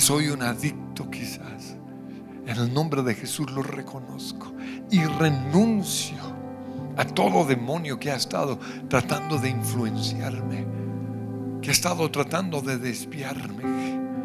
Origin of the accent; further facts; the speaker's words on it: Colombia; no me rindo como colombiano